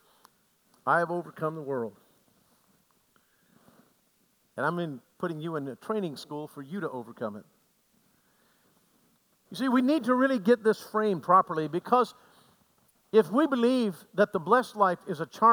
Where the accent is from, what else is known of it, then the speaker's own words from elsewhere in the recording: Aroostook County, Maine, United States; I grew up in Aroostook County